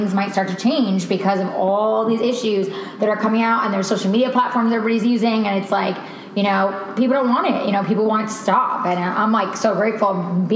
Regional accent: New York, United States; I'm from New York and I went to school, you know, like an hour from the city

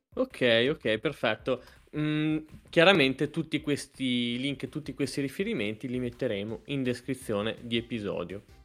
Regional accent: Modena, Emilia-Romagna, Italy; io sono di Modena

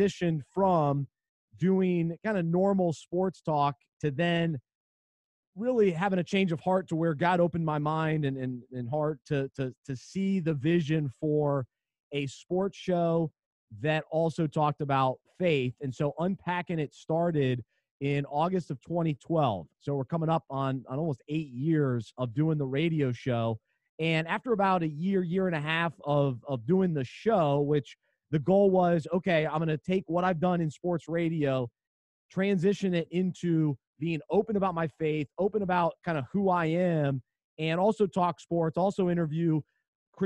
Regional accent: Charlotte, North Carolina, United States; I grew up in Charlotte

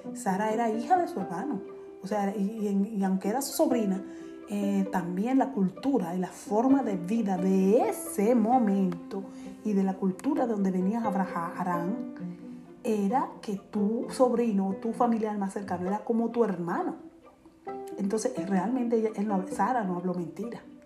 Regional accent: Dominican Republic; decimos cotidianamente los dominicanos

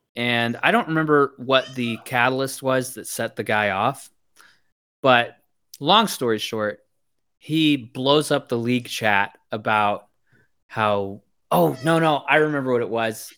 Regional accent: Missouri, United States; moved away as an adult; also born or lived in Virginia; I'm from Missouri

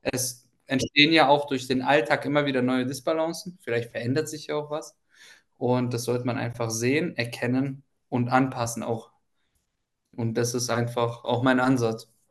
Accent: Ukraine; moved away; ich komme ja ursprünglich aus der Ukraine

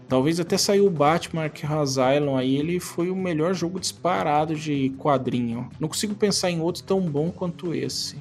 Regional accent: São Sebastião, Brazil; Na minha terra natal, em São Sebastião

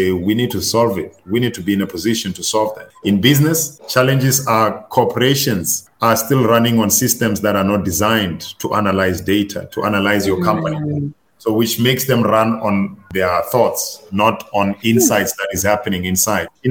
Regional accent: Louis Trichardt, Limpopo, South Africa; I'm originally from Louis Trichardt. It's a small town in Limpopo.

